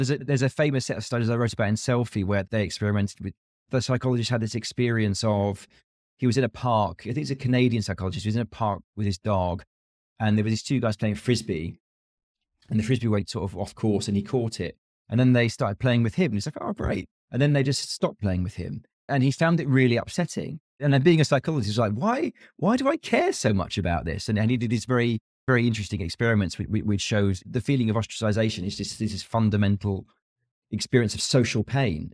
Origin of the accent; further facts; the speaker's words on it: United Kingdom; being a Brit